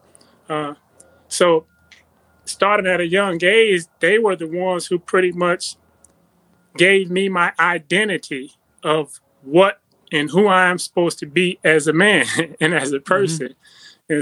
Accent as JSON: {"language": "English", "town": "Compton", "region": "California", "country": "United States", "tie": "born or raised there", "said": "I was born in Compton, California"}